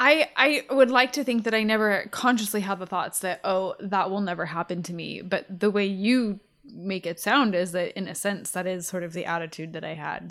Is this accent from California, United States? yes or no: yes; Riverside, California, United States; I grew up in Riverside